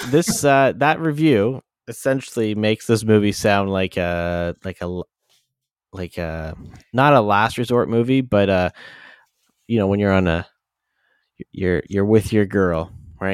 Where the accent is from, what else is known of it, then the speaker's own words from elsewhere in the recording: London, Ontario, Canada; the London airport, my hometown